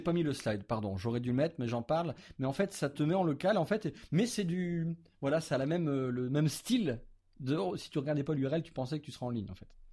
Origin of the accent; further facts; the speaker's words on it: France; chez nous en France